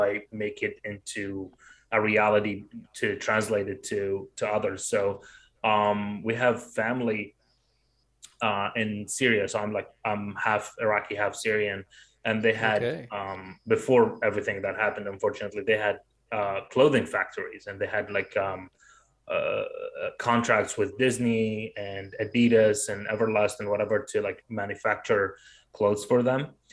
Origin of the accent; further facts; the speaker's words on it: Baghdad, Baghdad Governorate, Iraq; moved away; I was growing up in Baghdad